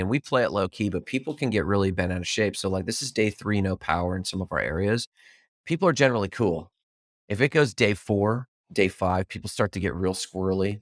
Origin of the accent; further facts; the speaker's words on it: Fort Myers, Florida, United States; my hometown that got hit by hurricane